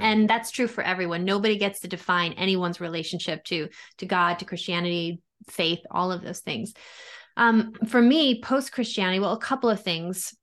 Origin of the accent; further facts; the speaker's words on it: Long Island, New York, United States; I grew up in New York, Italian Catholic community. So, you know, on Long Island